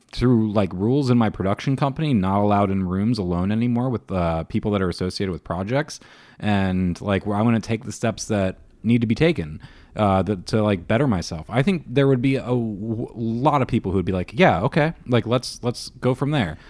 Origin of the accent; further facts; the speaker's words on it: Beavercreek, Ohio, United States; also born or lived in Dayton, Ohio / Xenia, Ohio / Fairborn, Ohio; I grew up in all of them, but I, I grew up in Beaver Creek